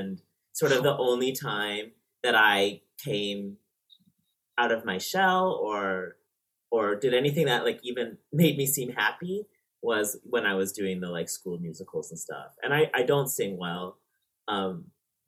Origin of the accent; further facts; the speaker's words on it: Markham, Ontario, Canada; up in Markham, which is maybe 25 minutes north of Toronto, in Canada. Yeah, that's where I grew up